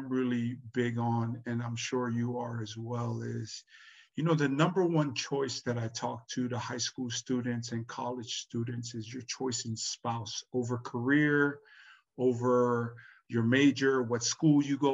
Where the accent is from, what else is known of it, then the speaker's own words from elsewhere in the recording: Tonga; now in Hawaii, United States; I was born in Tonga, and then my wife was born here